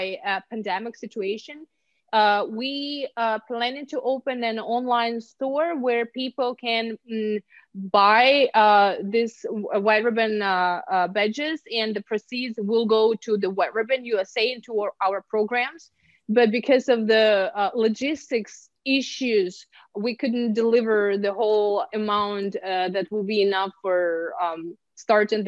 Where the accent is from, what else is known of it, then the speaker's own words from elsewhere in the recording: Ukraine; English is a second language; moved away as an adult; also born or lived in Hollywood, California, United States; now in California, United States; I'm from Ukraine. I get used to a lot of snow